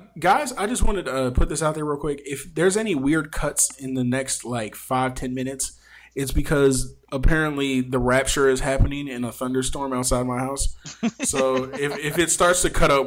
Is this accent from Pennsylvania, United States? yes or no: yes; Philadelphia, Pennsylvania, United States; my hometown of Philadelphia, Pennsylvania